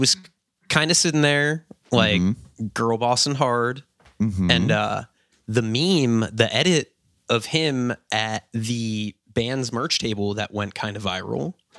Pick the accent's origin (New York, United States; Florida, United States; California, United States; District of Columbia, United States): Florida, United States; I'm from Florida